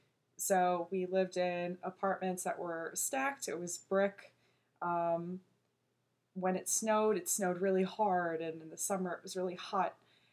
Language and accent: English; New York, United States; first language Korean; English is a second language; moved away; also born or lived in Elmhurst / Long Island / California; There was also some slang because I'd grown up in New York. There's a lot of slang in New York.